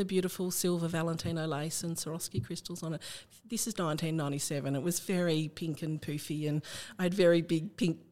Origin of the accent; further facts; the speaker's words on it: Riverina, New South Wales, Australia; moved away as an adult; also born or lived in Canberra; I was brought up in the Riverina at a place called Area Park